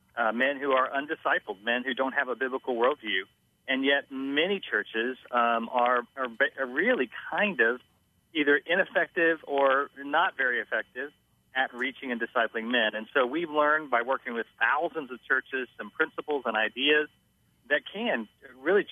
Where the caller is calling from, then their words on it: Orlando, Florida, United States; I'm calling from Orlando, Florida